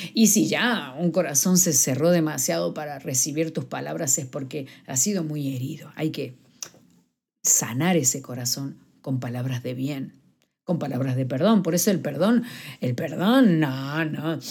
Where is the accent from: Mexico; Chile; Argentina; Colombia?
Argentina; now in Madrid, Spain; soy argentina